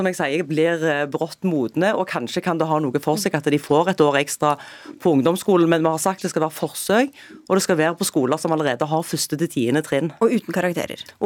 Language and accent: Norwegian; Rogaland, Norway; Der har jeg et eksempel fra Jæren, der jeg kommer fra.